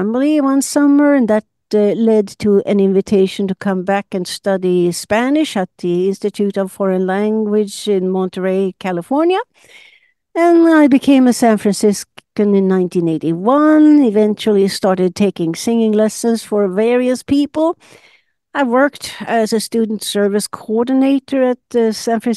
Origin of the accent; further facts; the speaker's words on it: Sundsvall, Västernorrland County, Sweden; moved away; I'm Swedish. I was born in Sundsvall, about 400 kilometers north of Stockholm, and grew up in a small apartment with my mother's large family of eight.